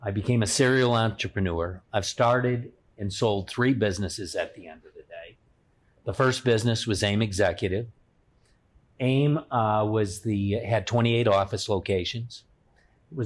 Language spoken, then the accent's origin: English; Chicago, Illinois, United States; now in Toledo, United States; I'm not originally from the Toledo market. Actually, I grew up in the Chicagoland area, but I've spent the vast majority of my professional career here in Toledo.